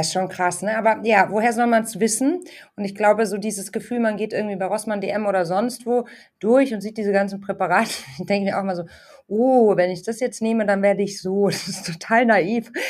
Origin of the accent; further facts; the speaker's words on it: Munich, Bavaria, Germany; als Münchnerin